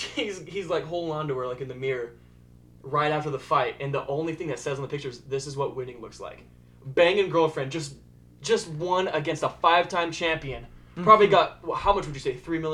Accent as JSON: {"language": "English", "region": "Tennessee", "country": "United States", "said": "I'm from Tennessee."}